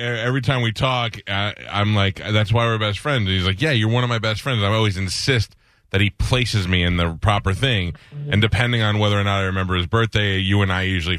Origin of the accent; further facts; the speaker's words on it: New York City, New York, United States; I grew up in Staten Island